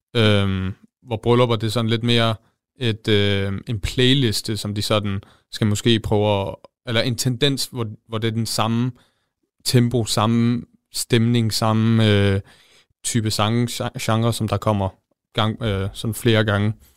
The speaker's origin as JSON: {"language": "Danish", "region": "Jutland", "country": "Denmark", "said": "Jeg er fra Østbjerg"}